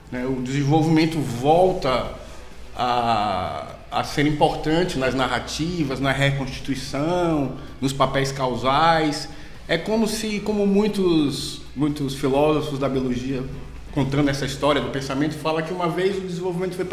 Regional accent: Salvador, Bahia, Brazil; moved away; eu sou da Bahia, como o sotaque já denunciou. Né? Capaz! Né? Não é? então, sou lá de Salvador, né? Uma capital muito bonita

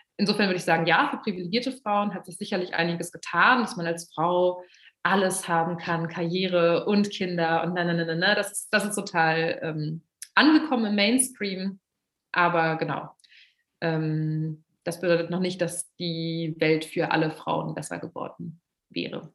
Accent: Braunschweig, Lower Saxony, Germany; now in Berlin, Germany; ich bin in Braunschweig aufgewachsen

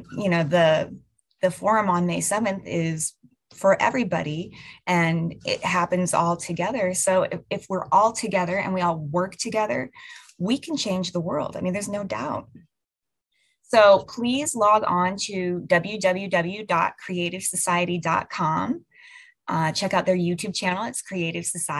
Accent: United States; I am from the United States of America.

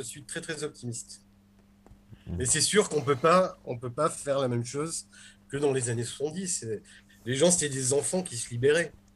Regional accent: Nice, Provence-Alpes-Côte d'Azur, France; quand j'étais petit, que j'allais à la librairie Le Temps des Cerises à Nice

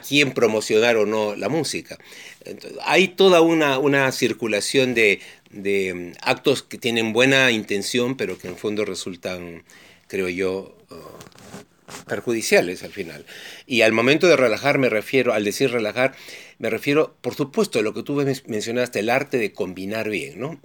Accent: Peru; mi país, en el Perú

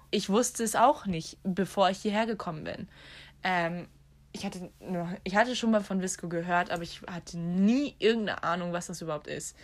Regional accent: Germany; now in Ireland; bei uns in Deutschland

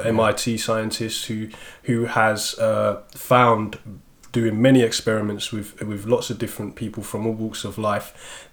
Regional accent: London, United Kingdom; I grew up in South London as well

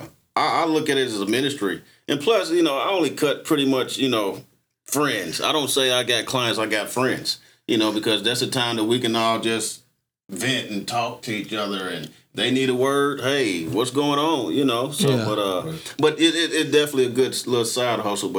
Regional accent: Tulsa, Oklahoma, United States; I was born on Black Wall Street

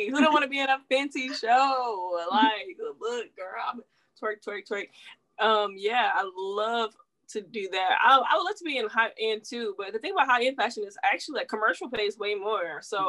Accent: the South, United States; She from Atlanta, so you know I'm like from the South.

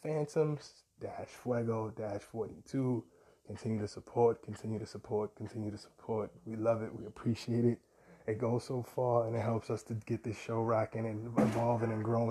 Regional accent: New York City, New York, United States; as a New Yorker

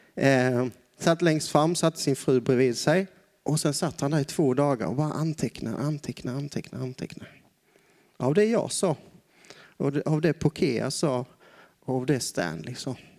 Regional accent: Broby, Skåne, Sweden; moved away as an adult; also born or lived in Osby / Brazil; now in Tanzania; Jag kommer ifrån en liten ort härifrån. Jag är född i Broby

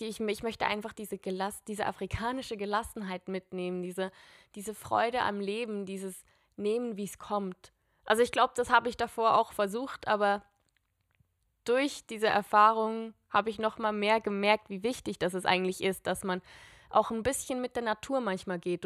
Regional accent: Switzerland; now in Zurich, Switzerland; ich bin Schweizerin und ich, ich komme aus einem Land mit vier Landessprachen und ich spreche einfach nur

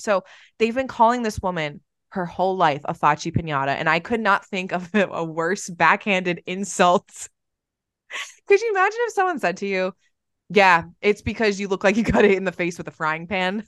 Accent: Ireland; I'm Irish

